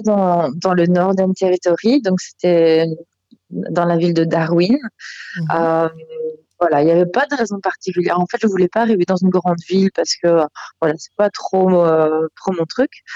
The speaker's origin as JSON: {"language": "French", "country": "Belgium", "moved": "yes", "lives_now": "Australia", "said": "quand j'étais chez moi en Belgique. Hein, je suis belge"}